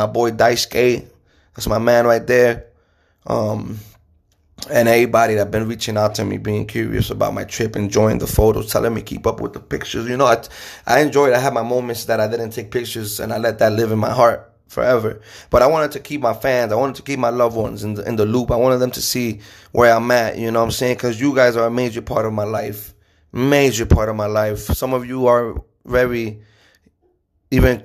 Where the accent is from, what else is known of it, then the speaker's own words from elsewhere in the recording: United States; being an American